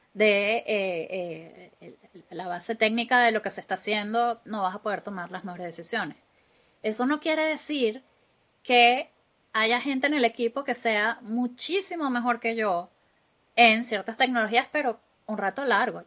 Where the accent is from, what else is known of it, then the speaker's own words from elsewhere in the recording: Venezuela; accent: latino; first language Spanish; moved away as an adult; now in Glasgow, United Kingdom; nosotros, los venezolanos, hablamos como gritados.